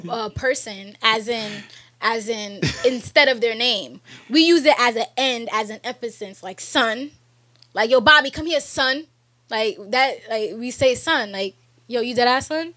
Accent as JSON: {"language": "English", "region": "New York", "country": "United States", "said": "And as a New Yorker, okay, in New York, I get many more people trying to tell me and convince me I have an accent."}